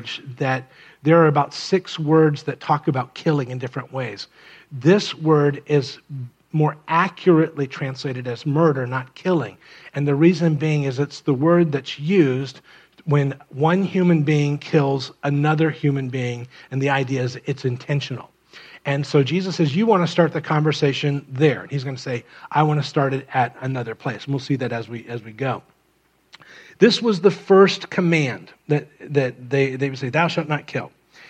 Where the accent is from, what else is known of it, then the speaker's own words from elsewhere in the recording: Miami, Florida, United States; I grew up in Miami